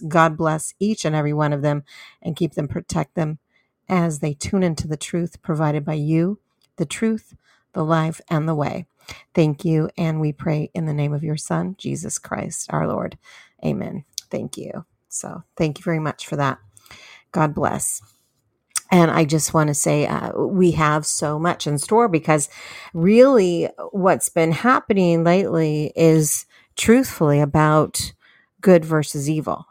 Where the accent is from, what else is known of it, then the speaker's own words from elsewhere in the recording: San Diego, California, United States; my hometown of San Diego, California